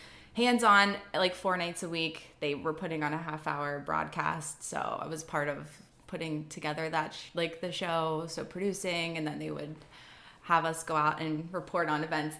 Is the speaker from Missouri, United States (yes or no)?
no; Brentwood, Pennsylvania, United States; moved away; I'm from Pittsburgh. And I grew up in a very small town, like, outside of Pittsburgh called Brentwood, Pennsylvania